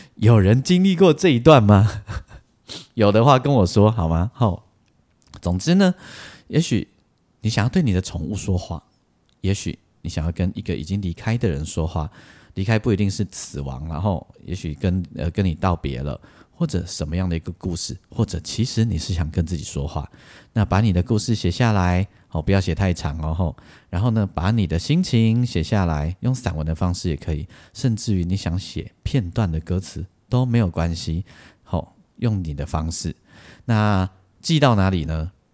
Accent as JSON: {"language": "Chinese", "country": "Taiwan", "said": "我们台湾人"}